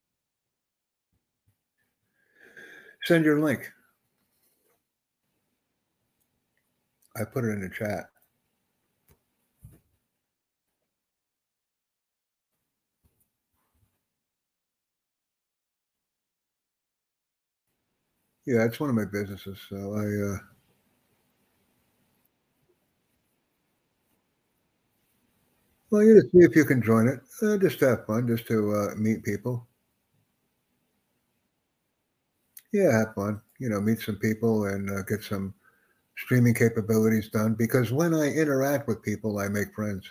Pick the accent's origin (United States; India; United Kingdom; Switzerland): United States; I'm from the United States.